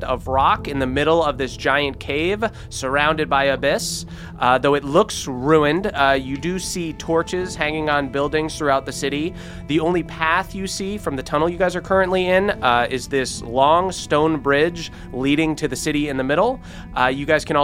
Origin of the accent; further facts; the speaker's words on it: New Jersey, United States; accent: New Jersey; my New Jersey accent